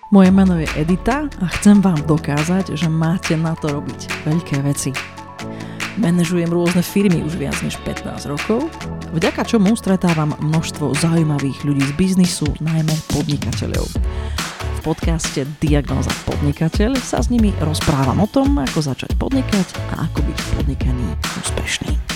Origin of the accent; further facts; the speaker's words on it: Košice, Košice Region, Slovakia; Ja som Košičan